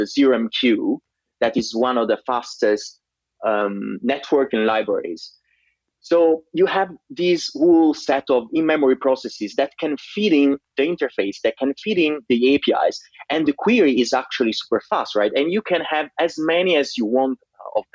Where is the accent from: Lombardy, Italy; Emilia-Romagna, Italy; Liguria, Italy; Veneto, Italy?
Liguria, Italy; Liguria Riviera, Italy; I grew up in a really tiny town in Italian, in Liguria Riviera, that is in upper west side of Italy